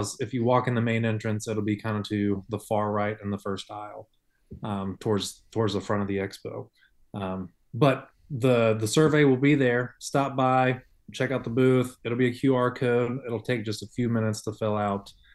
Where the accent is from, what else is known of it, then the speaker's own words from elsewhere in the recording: Ohio, United States; I grew up in Ohio hunting, so I grew up hunting over corn.